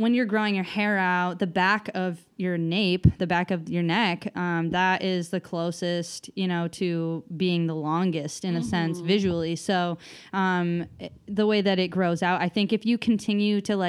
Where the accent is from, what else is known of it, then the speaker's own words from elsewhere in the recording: Massachusetts, United States; moved away; also born or lived in Oregon; I'm originally from Massachusetts